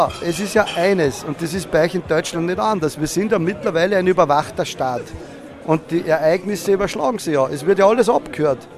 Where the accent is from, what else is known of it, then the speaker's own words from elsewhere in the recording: Altenmarkt im Pongau, Salzburg, Austria; wo ich aufgewachsen bin, in den Berg, Altenmarkt im Bangau, Zachensee, also dieses riesen Skigebiet